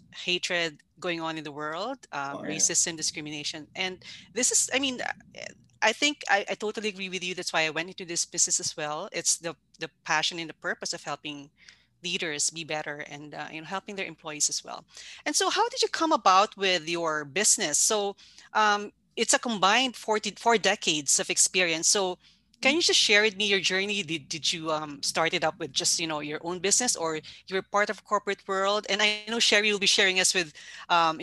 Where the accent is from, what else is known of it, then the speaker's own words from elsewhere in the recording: Canada; I'm from Canada